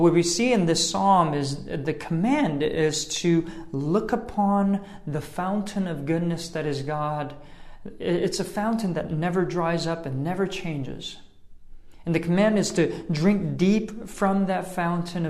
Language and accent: English; New York City, New York, United States; I'm from New York City